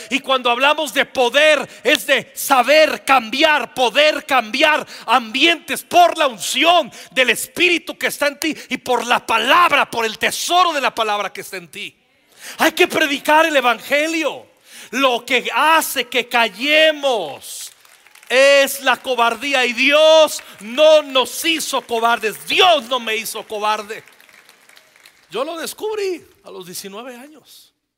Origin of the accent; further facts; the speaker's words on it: Mexico City, Mexico; Somos chilangos